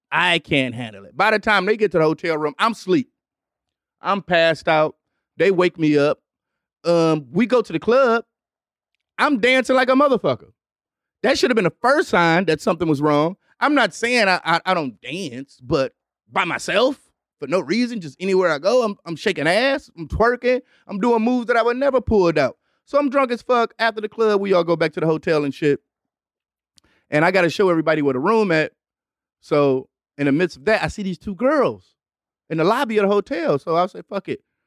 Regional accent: Detroit, Michigan, United States; also born or lived in Los Angeles; I'm from Detroit

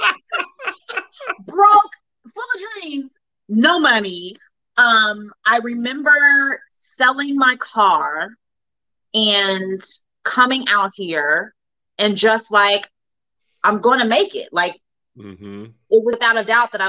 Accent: Cincinnati, Ohio, United States; moved away as an adult; now in Los Angeles, United States; growing up in Cincinnati

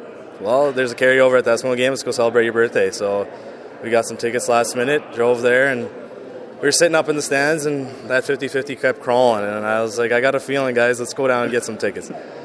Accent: Edmonton, Alberta, Canada; I've been born and raised in Edmonton

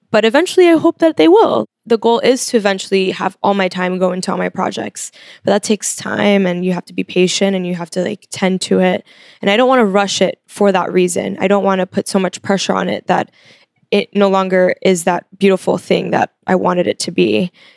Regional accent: Miami, Florida, United States; now in New York, United States; I was born here and then I moved when I was five, so I was raised in Miami.

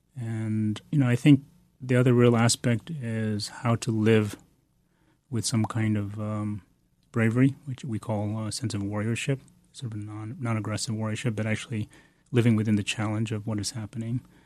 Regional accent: Bodh Gaya, Bihar, India; moved away; I was born in India, in Bodhgaya, which is, uh, the place of the Buddha's enlightenment

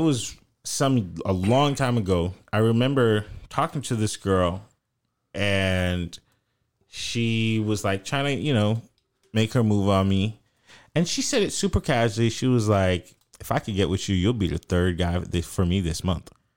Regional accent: North Florida, United States; accent: country, twangy; I'm from Florida

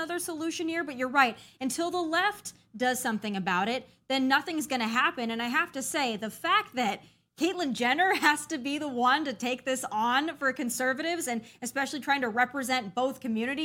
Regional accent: South Dakota, United States; now in Tennessee, United States; I grew up in South Dakota

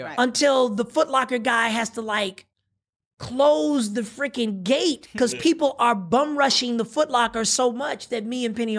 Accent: Pasadena, California, United States; I grew up in Adina, baby. Oh, I'm Dina all day.

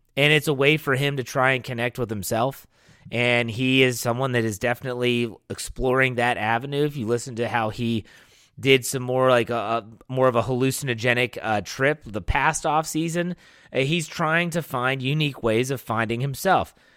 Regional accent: Wheeling, West Virginia, United States; I grew up in Wheeling, West Virginia

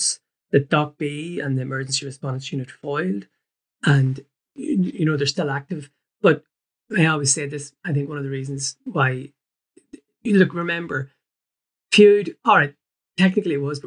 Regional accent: the North, Northern Ireland, United Kingdom; now in Dublin, Ireland; growing up in the North

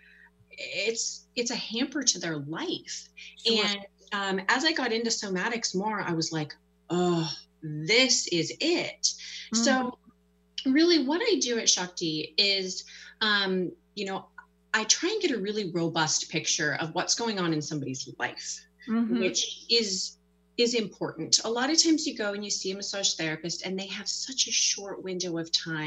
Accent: North Bend, Washington, United States; I grew up in North Bend. I went to Mount Si High School

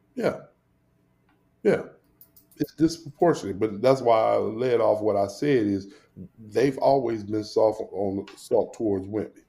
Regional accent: St. Louis, Missouri, United States; accent: country; now in Rochester, United States; when I grew up in Northside St. Louis

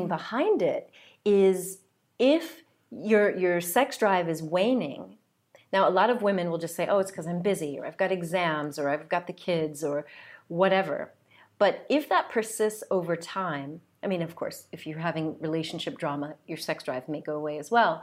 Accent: United States; also born or lived in south of France; now in France; I'm from the United States

